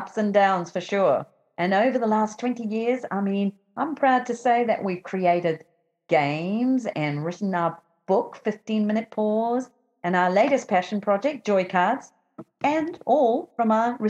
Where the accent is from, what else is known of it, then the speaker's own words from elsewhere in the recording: London, United Kingdom; I'm from London.